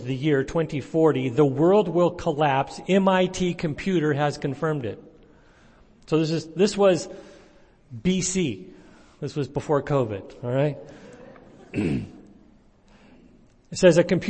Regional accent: Santa Cruz, California, United States; also born or lived in Vancouver, Canada / San Diego; now in Clovis, United States; I grew up in Santa Cruz

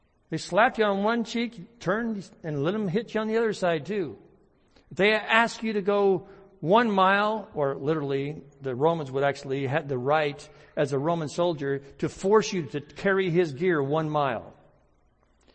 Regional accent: United States; as American Christians

